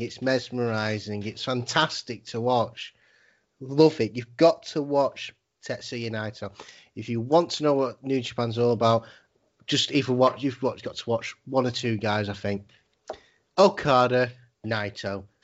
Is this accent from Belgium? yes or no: no; England, United Kingdom; as like English people